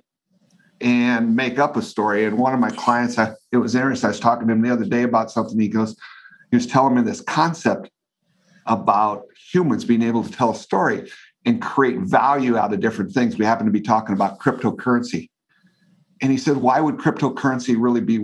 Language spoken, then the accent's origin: English; Northeast Nebraska, United States; I grew up in Northeast Nebraska